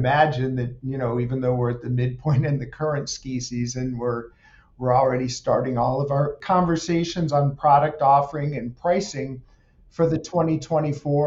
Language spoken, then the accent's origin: English; Apalachin, New York, United States; I actually grew up not too far away from here, outside of Binghamton, New York, in the southern tier, in a little town called Apalachin